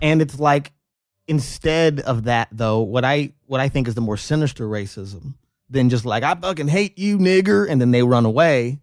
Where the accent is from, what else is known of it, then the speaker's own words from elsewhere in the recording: North Las Vegas, Nevada, United States; I grew up in North Las Vegas, North Town.